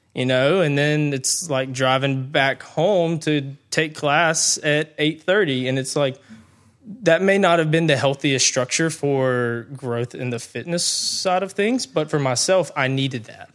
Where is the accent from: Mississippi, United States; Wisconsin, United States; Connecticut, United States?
Mississippi, United States; Brandon; I grew up in the Brandon area. So, um, growing up, went to Brandon High School